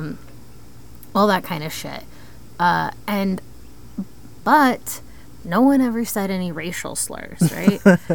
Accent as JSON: {"language": "English", "town": "Columbus", "region": "Ohio", "country": "United States", "tie": "born or raised there", "moved": "yes", "lives_now": "Texas, United States", "said": "I grew up in Columbus in a pretty affluent community"}